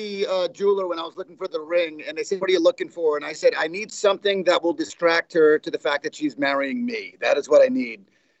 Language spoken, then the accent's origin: English; New York, United States; also born or lived in Los Angeles, California / Bakersfield, California; now in Tulsa, United States; I grew up in New York